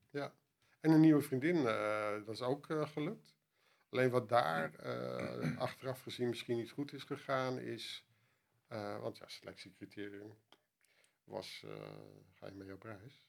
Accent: Netherlands; als Nederlander

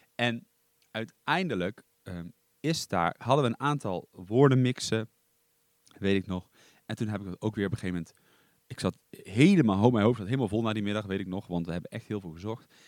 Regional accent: Duiven, Gelderland, Netherlands; also born or lived in Ede; ik kom uit Duiven, dat ligt in het oosten van Nederland. Ik ben daar eigenlijk, nou ik ben daar niet geboren. ik ben geboren in, in Ede. Ehm, daar heb ik heel kort gewoond

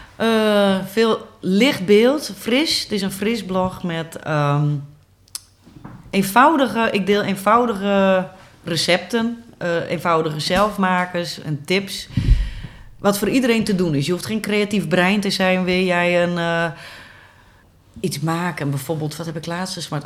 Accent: Goutum, near Sneek, Friesland, Netherlands; now in IJlst, Netherlands; ik ben geboren en getogen in Gouten, een dorpje vlakbij Sneek

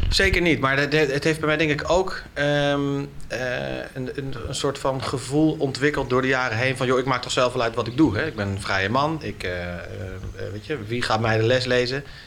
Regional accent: Naarden-Bussum, North Holland, Netherlands; in de stad waar ik ben opgegroeid, in eh, Naardenbussen

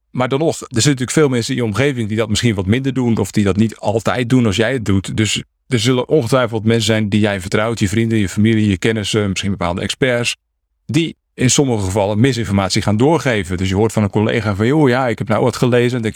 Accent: Netherlands; ik kan fietsen, ik ben een Hollandse jongen. Dus eh, ik fiets al vanaf dat ik, eh, weet ik veel, twee of drie was.

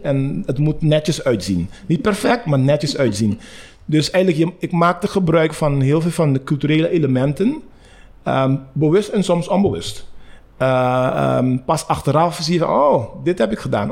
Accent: Curaçao; moved away as an adult; also born or lived in Rotterdam, Netherlands; ik ben op Curaçao geboren

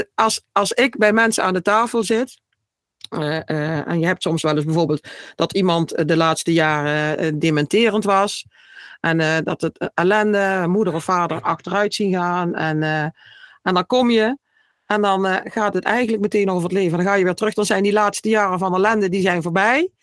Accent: Vierlingsbeek, North Brabant, Netherlands; ik kom uit Vierlingsbeek

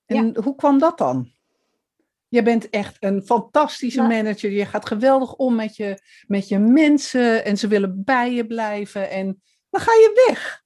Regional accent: Amsterdam, North Holland, Netherlands; Ik kom uit Amsterdam

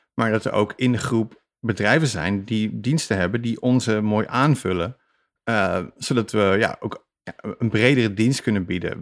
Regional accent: Netherlands; als Nederlander

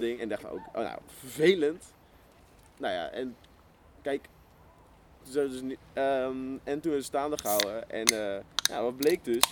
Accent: Netherlands; als Nederlander

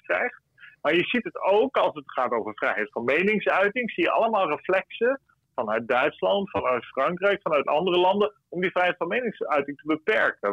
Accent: Friesland, Netherlands; ik ben een Fries

